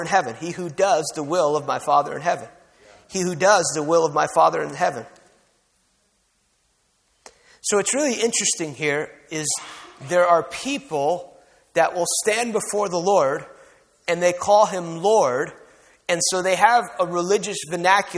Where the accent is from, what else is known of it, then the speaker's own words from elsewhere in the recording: outside New York City, New Jersey, United States; moved away; I grew up outside New York City